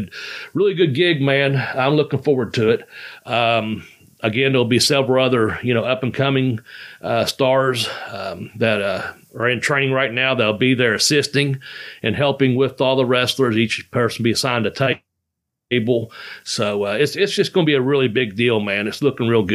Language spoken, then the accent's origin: English; Ashland, Kentucky, United States; were from Ashland, Kentucky, my hometown